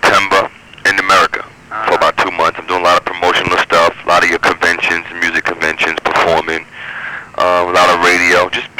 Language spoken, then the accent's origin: English; New York City, New York, United States; now in Manhattan, United States; I grew up in Brooklyn